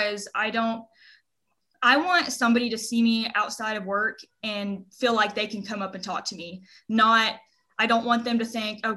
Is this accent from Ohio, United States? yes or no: no; Henrietta, Oklahoma, United States; I'm from Henrietta, Oklahoma